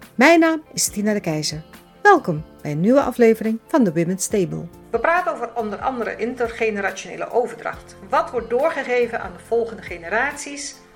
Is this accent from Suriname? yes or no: yes; Suriname; now in Netherlands; ik, kom zelf uit Suriname. Ik ben in Suriname geboren